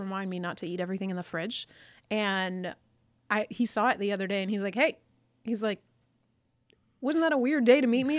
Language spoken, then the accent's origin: English; United States; I'm super first generation American, like super first generation is in, in the sense that like I'm the first person that was born